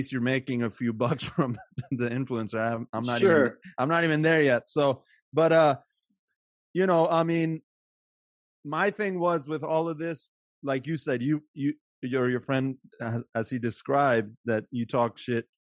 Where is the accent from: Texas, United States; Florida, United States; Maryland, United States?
Maryland, United States; moved away as an adult; now in California, United States; I grew up in Maryland